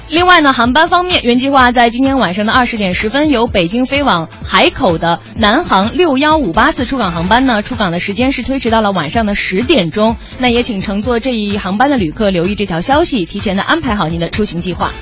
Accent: Northeast China, China; now in Beijing, China; 虽然我是东北的

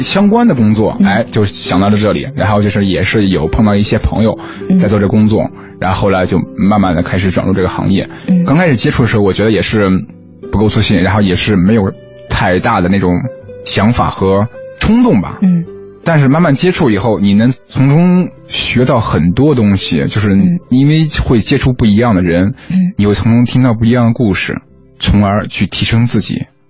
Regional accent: Lanzhou, Gansu, China; 我们那边呢，就是兰州嘛，兰州它是说话会更嗯。不分前后鼻音

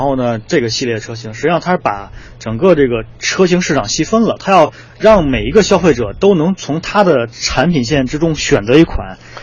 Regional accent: China; 我们中国人喜欢按面子嘛

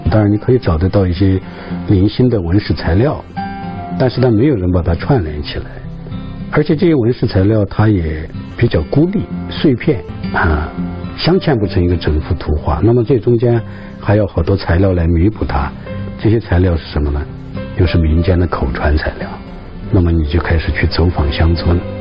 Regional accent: Aba Prefecture, Sichuan, China; now in Chengdu, China; 阿坝州马尔康县，我家隔县城又有一百多里地，啊，小山村里头

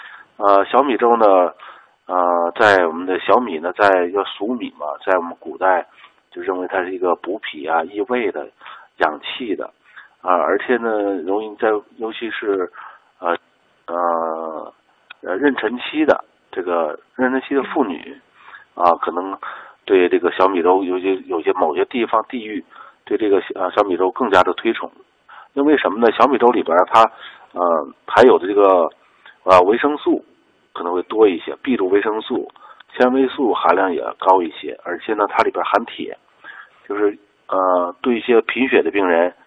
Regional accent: China; 就是我们中国人在这个。

